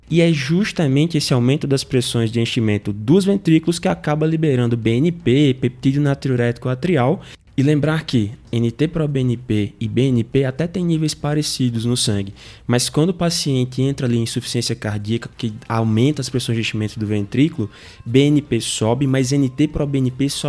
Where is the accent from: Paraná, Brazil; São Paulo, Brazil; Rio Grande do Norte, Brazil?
Rio Grande do Norte, Brazil; Natal; eu sou de Natal, sou formado na Universidade Federal do Rio Grande do Norte, saudosa UFRN.